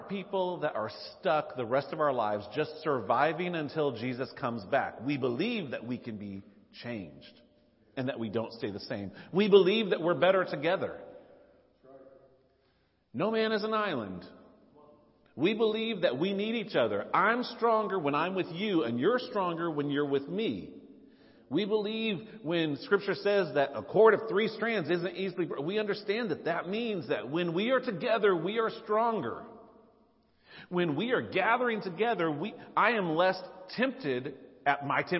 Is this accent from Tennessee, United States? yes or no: yes; Nashville, Tennessee, United States; moved away; I grew up in Nashville.